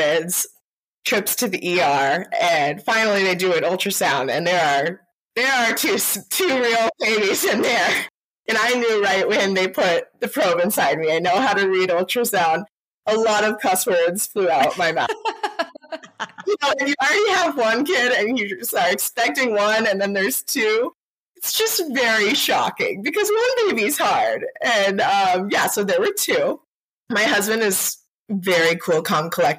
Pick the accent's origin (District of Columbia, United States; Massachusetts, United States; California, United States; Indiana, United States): Indiana, United States; Carmel; also born or lived in Chicago / Nashville; So I grew up in Carmel, Indiana.